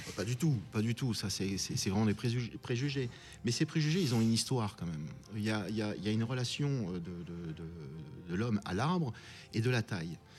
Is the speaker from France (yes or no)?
yes; France; chez nous en France